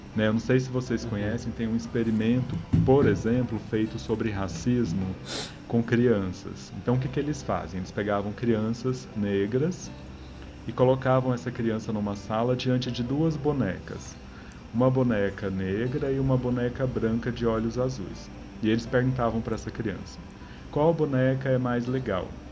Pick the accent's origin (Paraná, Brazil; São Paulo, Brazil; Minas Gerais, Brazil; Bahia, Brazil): Minas Gerais, Brazil; Como bom mineiro que eu sou